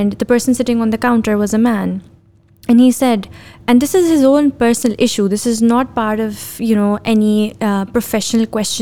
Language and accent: English; Pakistan; me being a Pakistani woman